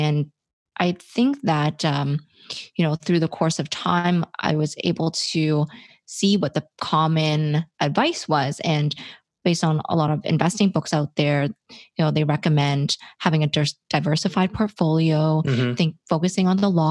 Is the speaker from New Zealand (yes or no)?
no; Toronto, Ontario, Canada; I am from Toronto, Canada